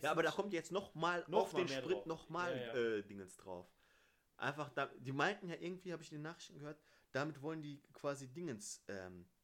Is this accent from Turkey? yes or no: yes; Turkey; für mich als Türke ist Toffasch, Alter.